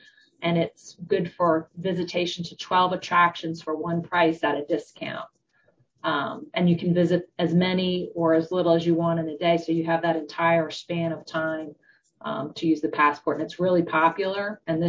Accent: Southern Delaware, United States; now in Wilmington, United States; So I am originally from Southern Delaware.

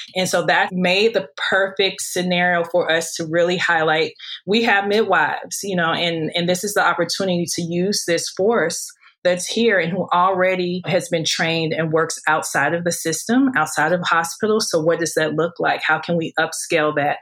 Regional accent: St. Louis, Missouri, United States; moved away as an adult; now in Hawaii, United States; growing up in St. Louis, I always pursued becoming a doctor

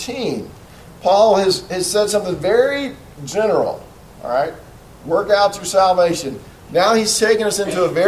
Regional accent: United States; as an American citizen

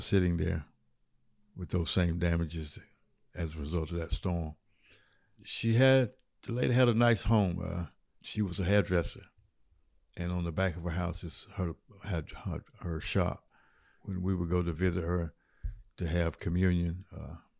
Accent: Washington, North Carolina, United States; I live east of Washington, about 5 miles out. I was born and raised here

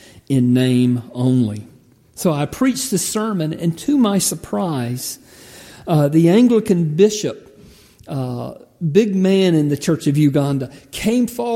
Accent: United States; I'm an American.

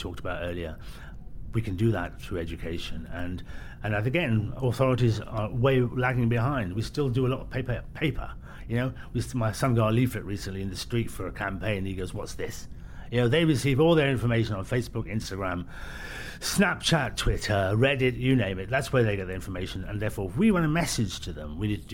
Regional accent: Birmingham, West Midlands, United Kingdom; I was born in Birmingham

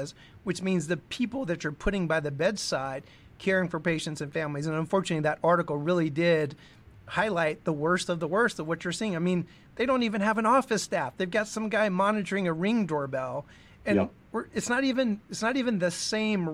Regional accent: Louisiana, United States; moved away; I grew up in Louisiana many, many years ago

